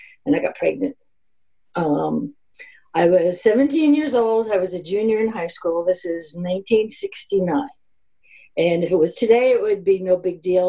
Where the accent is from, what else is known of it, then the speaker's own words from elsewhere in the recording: New Jersey, United States; I'm a kid from New Jersey, born upper middle class suburbia, it's a very small town